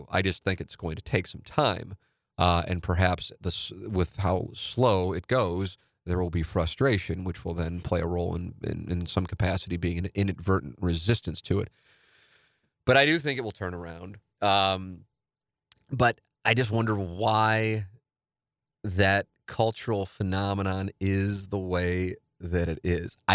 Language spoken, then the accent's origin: English; St. Louis, Missouri, United States; the perception that I was abandoning my hometown by having the ambition to pursue my dream. I thought this phenomenon was unique to my family, but the more I spoke to other friends who left and listened to discussions on TMA, I discovered there is a cultural issue in St. Louis